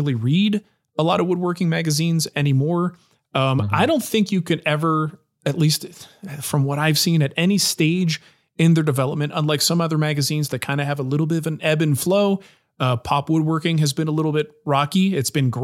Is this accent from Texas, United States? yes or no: no; New Jersey, United States; moved away; I grew up in New Jersey